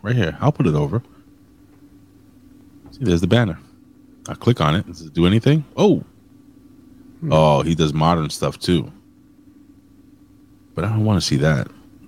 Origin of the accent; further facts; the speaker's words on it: Puerto Rico; I'm Puerto Rican.